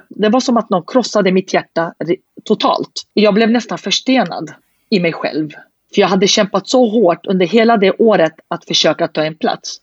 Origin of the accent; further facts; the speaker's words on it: Södertälje, Stockholm County, Sweden; jag är från Södertälje och har alltid bott i staden, det är min moderklubb